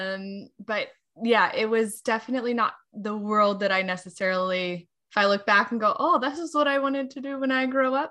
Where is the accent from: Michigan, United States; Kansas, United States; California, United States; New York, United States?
California, United States; Southern; moved away as an adult; also born or lived in DC area; now in Virginia, United States; growing up in Southern California